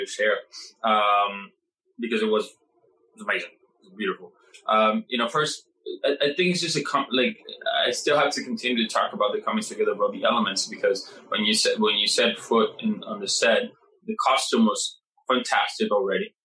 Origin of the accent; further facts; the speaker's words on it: Puerto Rico; moved away as an adult; now in New York, United States; I come from Puerto Rico